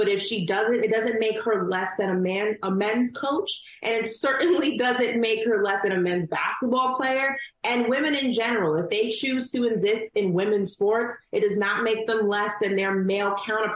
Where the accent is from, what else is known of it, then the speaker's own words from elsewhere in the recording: New York, United States; I'm from New York.